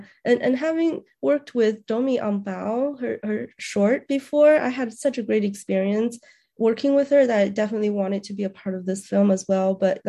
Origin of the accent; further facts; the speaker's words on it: Beijing, China; also born or lived in New Mexico; now in Indiana, United States; So I was from Beijing, China, and then I immigrated to New Mexico and lived there for about 5 years. And then I came over to Indiana.